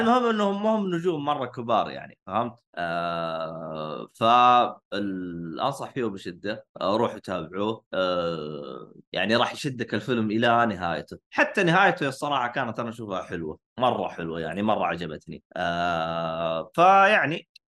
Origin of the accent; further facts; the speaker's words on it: Saudi Arabia; عندنا بالسعوديه